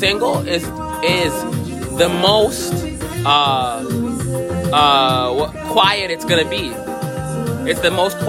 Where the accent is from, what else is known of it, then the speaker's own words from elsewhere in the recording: United States; We're American.